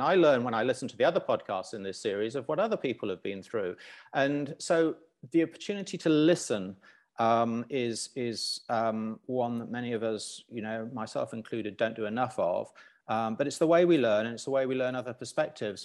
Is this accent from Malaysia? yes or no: no; Lusaka, Lusaka Province, Zambia; moved away; I grew up in Zambia